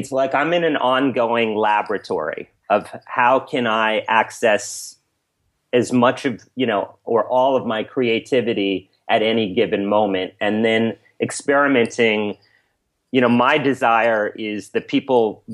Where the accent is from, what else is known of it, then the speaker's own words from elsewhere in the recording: New York City, New York, United States; I was brought up in Alphabet City in New York City